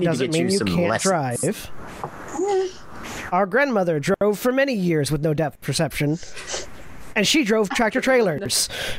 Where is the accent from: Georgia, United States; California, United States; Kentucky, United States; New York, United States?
Georgia, United States; Atlanta; I'm from Atlanta.